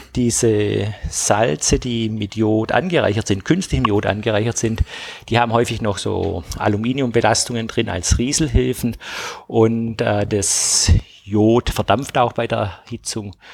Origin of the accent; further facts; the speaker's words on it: Tübingen, Baden-Württemberg, Germany; ich komme ja aus Tübingen